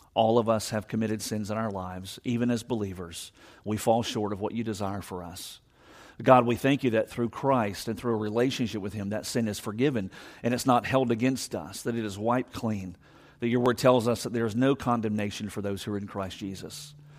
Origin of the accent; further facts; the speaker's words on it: Savannah, Georgia, United States; I'm from Savannah